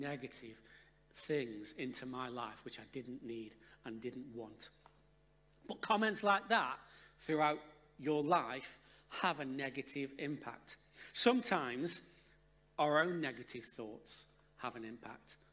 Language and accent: English; Stoke-on-Trent, West Midlands, United Kingdom; moved away; We're originally from Stoke-on-Trent